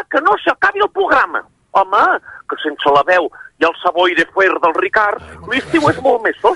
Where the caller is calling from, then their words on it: Vilanova i la Geltrú, Catalonia, Spain; de Vilanova i la Geltrú